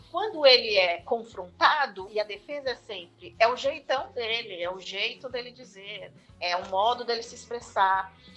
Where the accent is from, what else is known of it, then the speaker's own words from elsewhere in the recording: Osasco, São Paulo, Brazil; also born or lived in Marília / Piracicaba / Sorocaba; now in São Paulo, Brazil; eu sou natural de Osasco